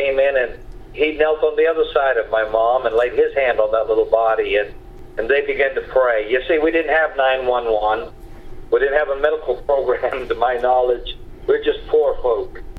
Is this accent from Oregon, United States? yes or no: no; Caribou, Maine, United States; when I was just a child growing up in Caribou, Maine